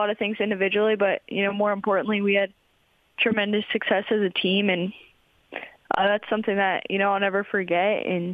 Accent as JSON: {"language": "English", "region": "West Virginia", "country": "United States", "said": "being able to kind of represent my home state"}